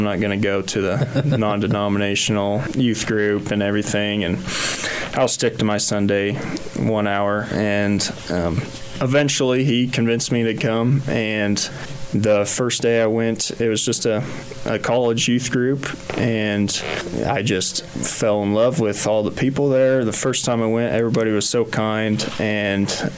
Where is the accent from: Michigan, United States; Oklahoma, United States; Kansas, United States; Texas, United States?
Kansas, United States; Kensington; I grew up in Kensington, Kansas